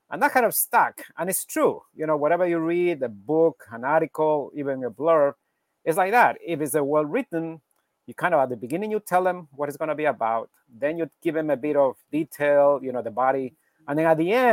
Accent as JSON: {"language": "English", "town": "Quito", "region": "Pichincha", "country": "Ecuador", "lives_now": "New York, United States", "said": "originally from Ecuador, from Quito, Ecuador in South America."}